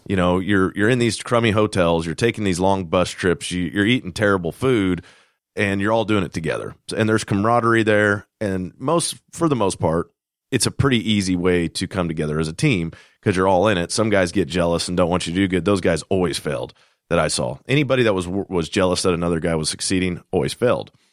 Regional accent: Kansas, United States; moved away; I'm from Kansas originally

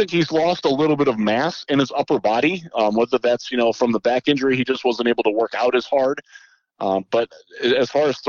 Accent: Cleveland, Ohio, United States; moved away; I am from Cleveland originally

